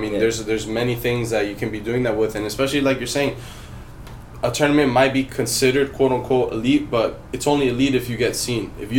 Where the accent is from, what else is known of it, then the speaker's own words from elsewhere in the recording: Miami, Florida, United States; now in Los Angeles, United States; Right now I'm living in LA. I'm originally from Miami, but I'm living in LA right now.